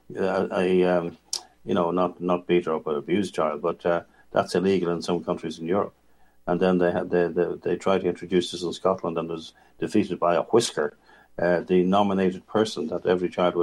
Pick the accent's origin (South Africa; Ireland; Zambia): Ireland; moved away; I say as an Irish person